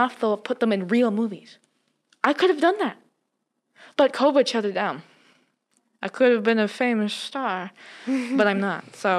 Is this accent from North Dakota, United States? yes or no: yes; North Dakota, United States; now in Missoula, United States; I grew up in North Dakota